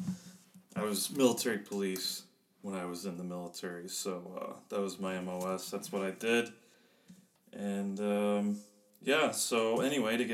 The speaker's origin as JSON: {"language": "English", "area": "outside of Chicago", "region": "Illinois", "country": "United States", "tie": "born or raised there", "also_born_or_lived": "Germany", "moved": "as an adult", "said": "I was born and raised outside of Chicago"}